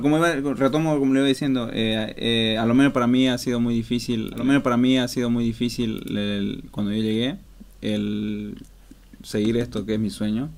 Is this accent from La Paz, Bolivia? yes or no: no; Montero, Santa Cruz, Bolivia; now in Stockholm, Sweden; yo soy de Bolivia, eh, de la, del pueblo, de, la ciudad pequeñita llamada Montero